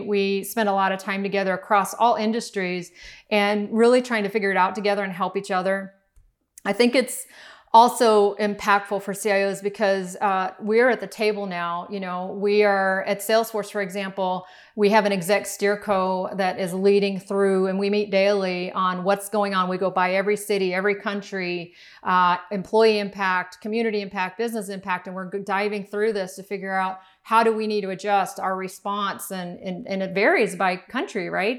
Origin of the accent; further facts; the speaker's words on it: Miami, Florida, United States; we grew up in Miami, we didn't have a whole lot